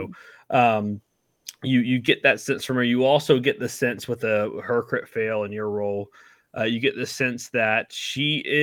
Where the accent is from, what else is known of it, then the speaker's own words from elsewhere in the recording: South Carolina, United States; I'm from South Carolina.